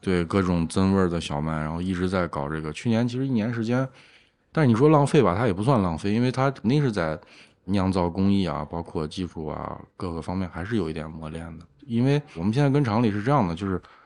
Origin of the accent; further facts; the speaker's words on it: Lanzhou, Gansu, China; also born or lived in Shenyang; now in Xi'an, China; 我老家是兰州，然后哦。上学一直在沈阳，毕业之后才来到西安的，一共可能有三四年时间吧